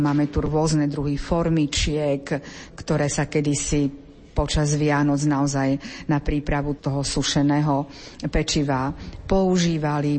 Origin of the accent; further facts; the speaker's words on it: eastern Slovakia, Slovakia; u nás na východe sa tomu hovorilo bobajky